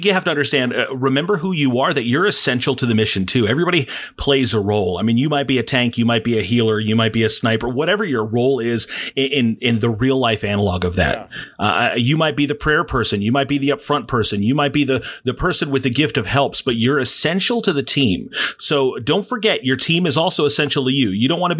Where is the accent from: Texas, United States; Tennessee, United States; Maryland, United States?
Tennessee, United States; Nashville; I was born in Music City.